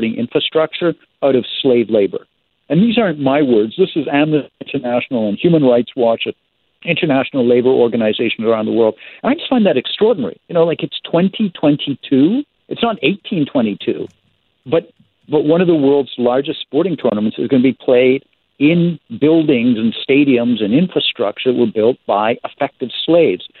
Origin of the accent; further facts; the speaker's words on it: Canada; I'm the Canadian